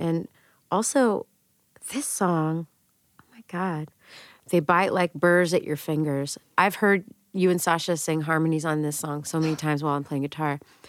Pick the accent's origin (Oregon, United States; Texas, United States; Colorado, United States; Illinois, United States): Texas, United States; moved away as an adult; now in New York, United States; I'm from Texas.